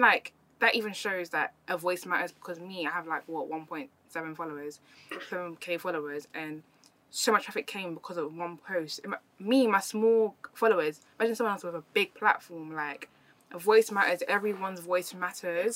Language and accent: English; London, United Kingdom; also born or lived in Germany; I came from East London